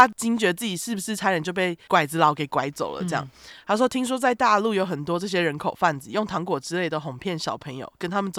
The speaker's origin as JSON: {"language": "Chinese", "country": "Hong Kong", "tie": "born or raised there", "said": "话说我妈是从大陆嫁到香港的，所以我小时候每逢放假，连暑假都会跟妈妈回乡下外婆家住一段时间。"}